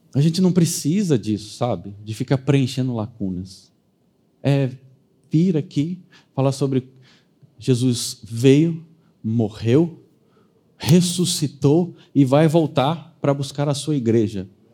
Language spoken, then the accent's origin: Portuguese; Brazil; sobre nós, sobre quem somos brasileiros